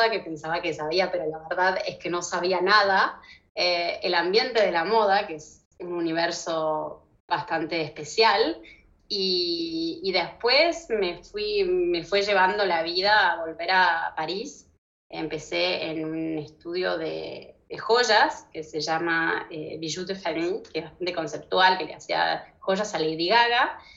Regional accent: Argentina; born there; also born or lived in Morocco / United States; Tuve una vida bastante movida, nací en Argentina, después me fui a Marruecos, después a Estados Unidos, después volví a Buenos Aires, donde hice mis estudios de diseño industrial

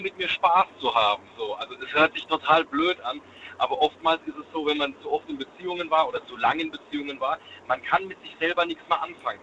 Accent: Sinsheim, Baden-Württemberg, Germany; Ich komme aus Sinsheim

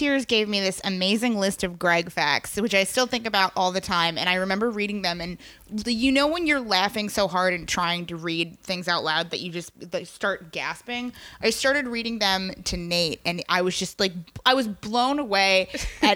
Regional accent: Hudson Valley, New York, United States; I'm from the Hudson Valley

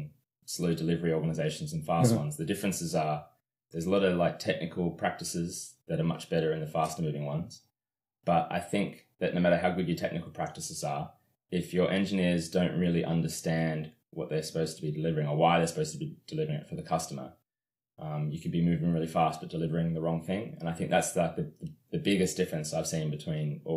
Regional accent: Canberra, Australian Capital Territory, Australia; moved away as an adult; now in London, United Kingdom; I'm from Australia, from Canberra, Australia.

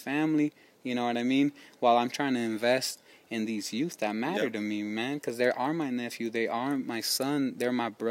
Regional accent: Oakland, California, United States; I grew up in Oakland having my same folks

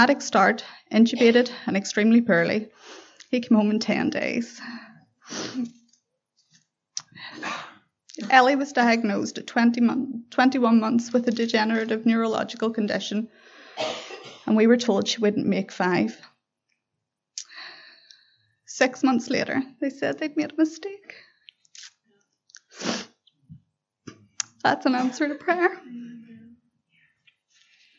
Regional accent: Belfast, Northern Ireland, United Kingdom; I was born in Belfast

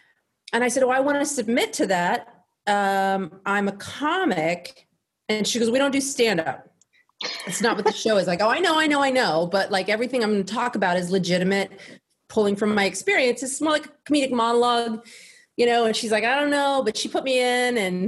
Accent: Texas, United States; moved away as an adult; now in Los Angeles, United States; I'm from Texas

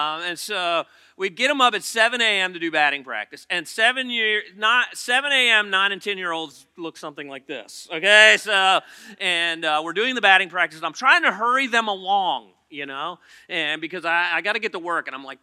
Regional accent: Poquoson, Virginia, United States; Oh, I hate York County. I'm from Pocosin.

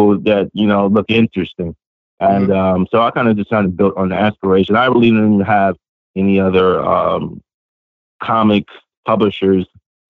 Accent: Los Angeles, California, United States; I grew up in Los Angeles.

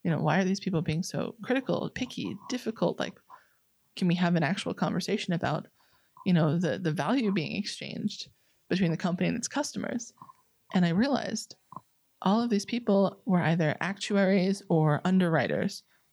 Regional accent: New York, United States; I'm a New Yorker

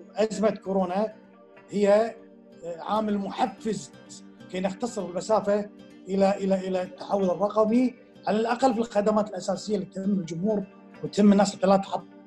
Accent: Kuwait; عندنا بالكويت

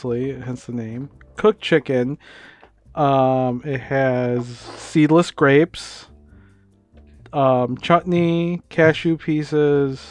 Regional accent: Minnesota, United States; we're from Minnesota

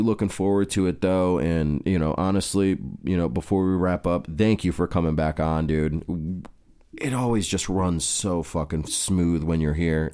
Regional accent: United States; As an American

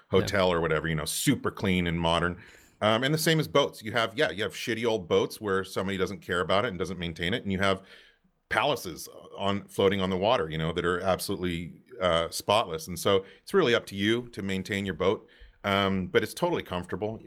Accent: Santa Cruz, California, United States; moved away; I grew up in Santa Cruz, California.

